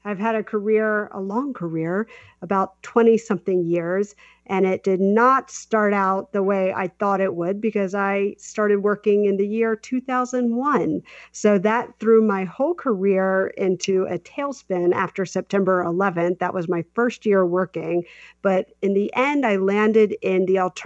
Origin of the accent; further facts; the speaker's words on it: South Carolina, United States; moved away; also born or lived in New York City; I'm from South Carolina.